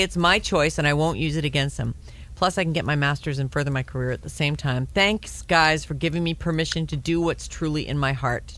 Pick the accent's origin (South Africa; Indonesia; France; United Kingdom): South Africa; 3 months, South Africa, my home country.